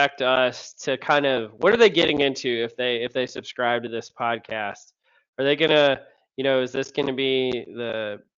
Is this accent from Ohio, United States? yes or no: no; Louisiana, United States; I'm from Louisiana